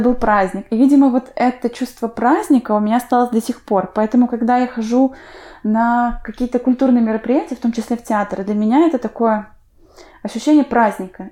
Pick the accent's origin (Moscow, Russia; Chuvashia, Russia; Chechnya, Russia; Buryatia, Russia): Chuvashia, Russia; Urmary; now in Saint Petersburg, Russia; Я сама выросла в Чувашии, в поселке Урмары